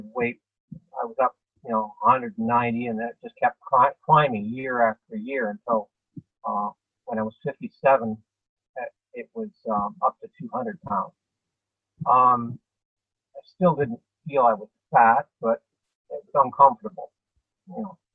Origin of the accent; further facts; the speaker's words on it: Guelph, Ontario, Canada; I grew up in Guelph